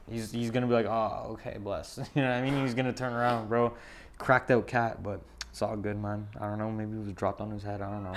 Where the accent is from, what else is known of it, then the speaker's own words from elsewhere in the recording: Montreal, Quebec, Canada; I grew up in Verdun